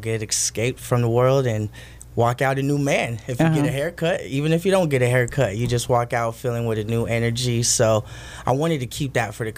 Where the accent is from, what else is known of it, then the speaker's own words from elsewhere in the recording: Oxnard, California, United States; born and raised in Oxnard